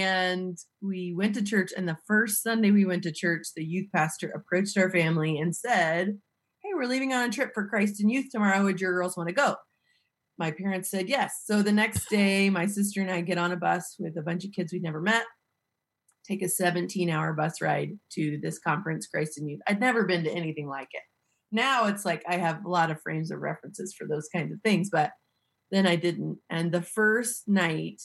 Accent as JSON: {"language": "English", "region": "Missouri", "country": "United States", "tie": "born or raised there", "said": "I'm from Missouri. I live in the same little tiny town where I grew up"}